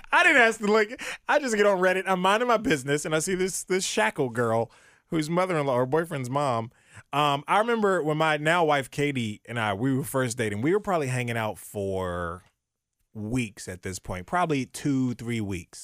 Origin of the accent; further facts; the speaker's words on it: Maryland, United States; also born or lived in Virginia; now in Ohio, United States; I was born and raised in Maryland